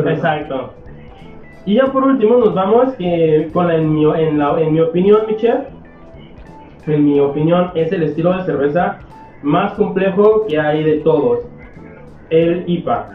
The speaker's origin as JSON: {"language": "Spanish", "country": "Mexico", "said": "como mexicano"}